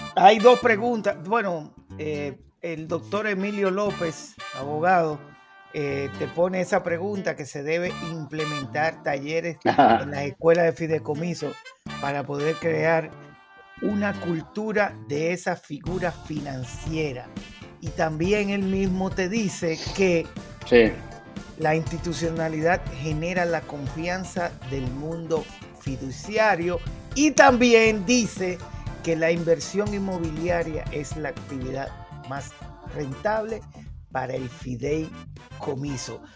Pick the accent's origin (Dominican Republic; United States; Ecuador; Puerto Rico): Dominican Republic; Dominicanos somos